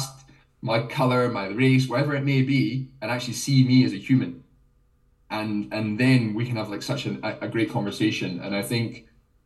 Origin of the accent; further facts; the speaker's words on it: Scotland, United Kingdom; I'm half Jamaican, I'm Scottish.